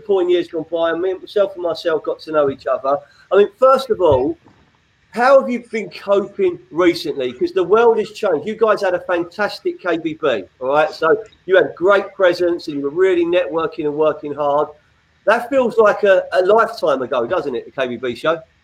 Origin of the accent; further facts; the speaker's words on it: London, United Kingdom; now in Sussex, United Kingdom; an exiled West Londoner who's down in Sussex